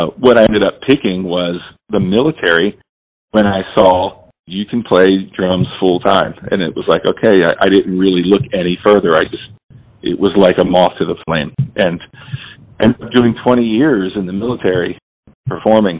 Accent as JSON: {"language": "English", "region": "New Jersey", "country": "United States", "tie": "born or raised there", "said": "I grew up in South Jersey"}